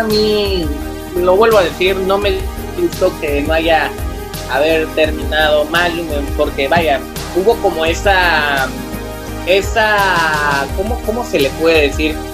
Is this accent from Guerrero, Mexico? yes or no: yes; Acapulco, Guerrero, Mexico; yo vengo de Acapulco